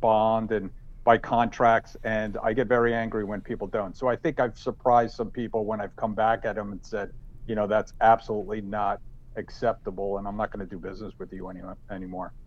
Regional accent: New Jersey, United States; I'm from New Jersey. I'm Italian.

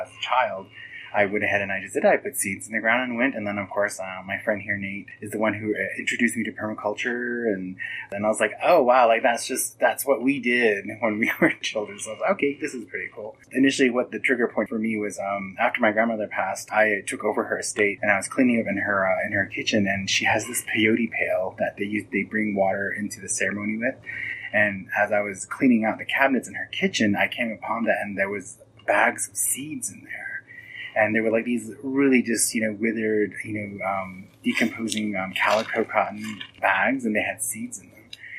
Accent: Ganado, Arizona, United States; I'm originally from Ganado, Arizona, located in the northern part of Arizona on the Navajo Reservation.

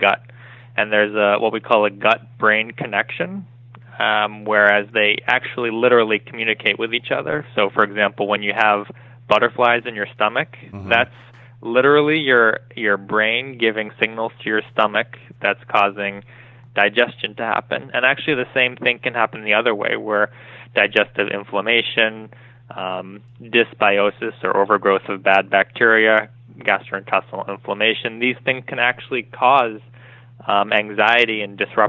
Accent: Sharon, Massachusetts, United States; I grew up in Massachusetts. I'm from Sharon, Massachusetts.

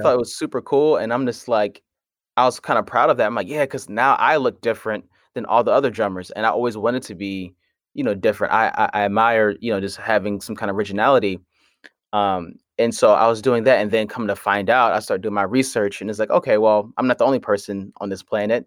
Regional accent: Hartford, Connecticut, United States; I'm from Hartford, Connecticut

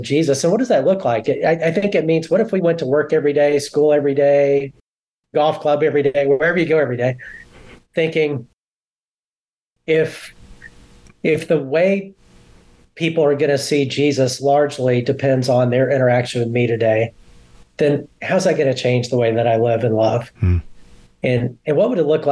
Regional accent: Alabama, United States; now in Dallas, United States; I grew up in Alabama

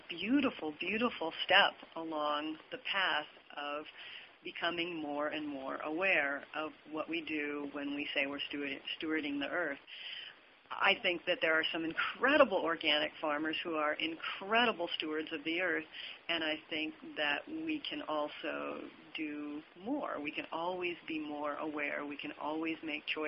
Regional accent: Montana, United States; I grew up in Montana, and I started on a cattle ranch

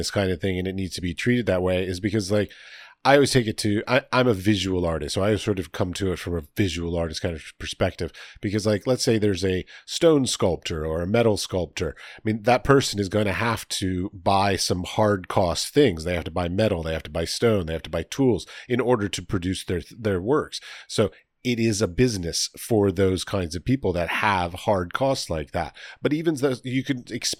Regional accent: United States; moved away as an adult; now in Prague, Czechia; I come from America

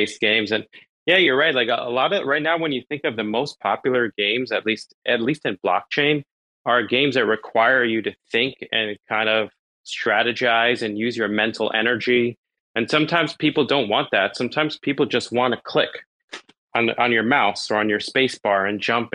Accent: New York City, New York, United States; I'm from New York originally. I was born in Brooklyn.

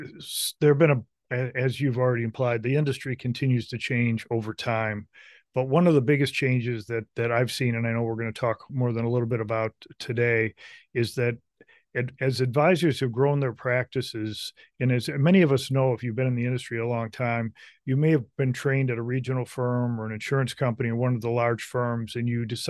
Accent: Michigan, United States; I grew up in Michigan, which is where our company is headquartered, White Glove.

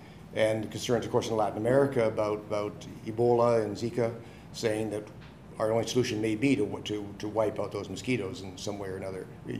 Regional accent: Winnipeg, Manitoba, Canada; I come from Winnipeg in Canada

